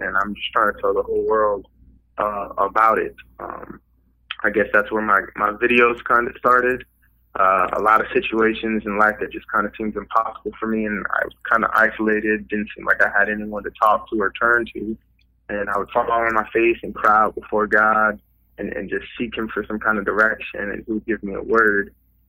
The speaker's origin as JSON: {"language": "English", "town": "Wiesbaden", "region": "Hesse", "country": "Germany", "tie": "born there", "also_born_or_lived": "Fort Polk, Louisiana", "said": "But I was born in Wiesbaden, Germany. My mother's German."}